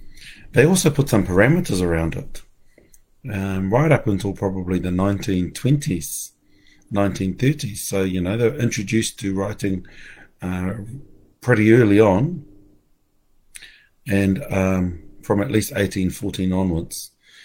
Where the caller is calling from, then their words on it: Ohakune, Manawatū-Whanganui, New Zealand; I'm coming live from Ohakune, from Mum and Dad's.